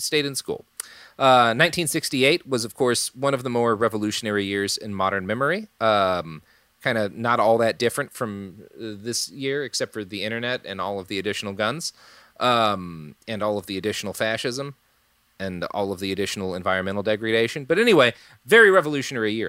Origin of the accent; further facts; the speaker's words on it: United States; as an American